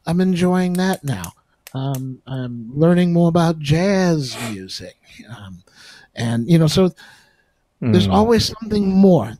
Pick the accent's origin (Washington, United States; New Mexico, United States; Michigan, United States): Michigan, United States; Oak Park; Oak Park, where I grew up in Michigan